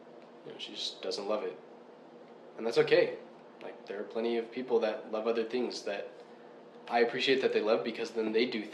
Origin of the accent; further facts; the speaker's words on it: United States; I'm American